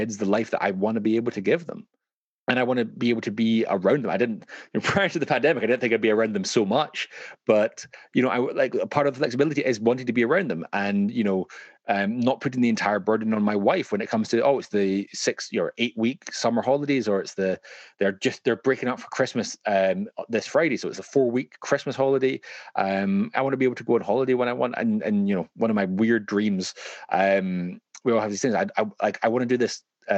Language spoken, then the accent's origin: English; Glasgow, Scotland, United Kingdom; now in London, United Kingdom; growing up in Glasgow, things are a lot cheaper than they are when you're kind of raising your kids in London